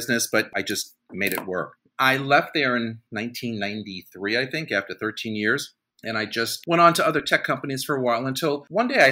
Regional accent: Carmel, New York, United States; also born or lived in Manhattan, New York City; I'm a New Yorker born and raised. I grew up in northern Westchester County, which are suburbs of New York City.

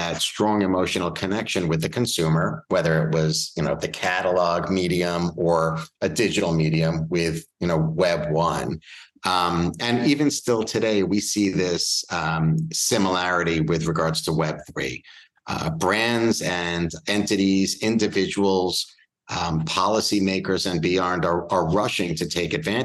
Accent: Bellmore, New York, United States; also born or lived in Manhattan, New York; I was raised here in New York. I'm from Long Island, specifically a town named Belmore. It's on the South Shore of Long Island.

